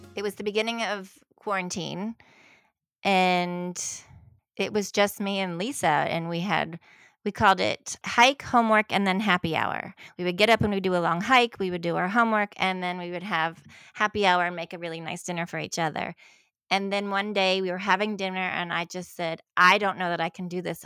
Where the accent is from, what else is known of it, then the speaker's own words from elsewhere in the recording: the South, United States; I was from the South